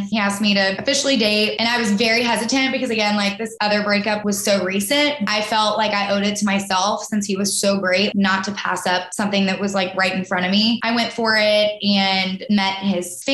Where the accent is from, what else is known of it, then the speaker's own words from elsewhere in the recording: the South, United States; growing up in the South